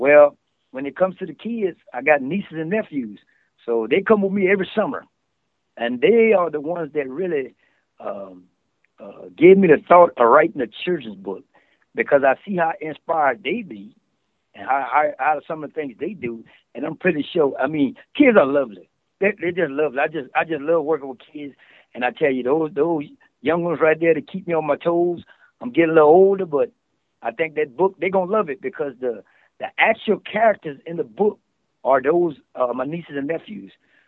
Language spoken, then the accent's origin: English; New Orleans, Louisiana, United States; also born or lived in Dallas / Lafayette / Thibodaux; I'm originally from New Orleans, Louisiana, but I grew up a whole bunch of places, including Dallas, Texas, Lafayette, and I went to high school in Thibodaux.